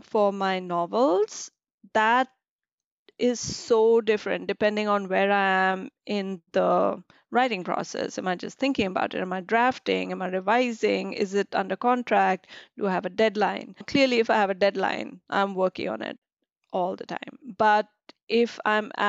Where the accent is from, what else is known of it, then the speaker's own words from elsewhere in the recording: Delhi, India; moved away as an adult; also born or lived in Australia; now in United States; I grew up in Delhi. And I moved to Australia when I was in my early 20s.